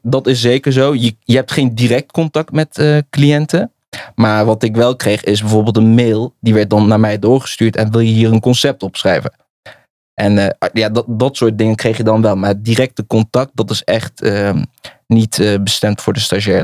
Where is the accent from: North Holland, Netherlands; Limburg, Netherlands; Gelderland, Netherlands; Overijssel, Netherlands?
Gelderland, Netherlands; Nijmegen; Ik kom uit Nijmegen. Ik ben een geboren en getogen Nijmegen